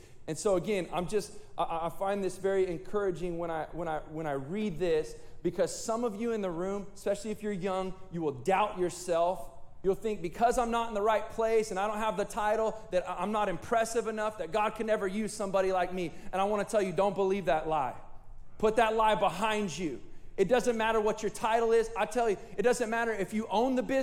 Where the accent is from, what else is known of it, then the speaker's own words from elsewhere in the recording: Chowchilla, California, United States; I'm from Chowchilla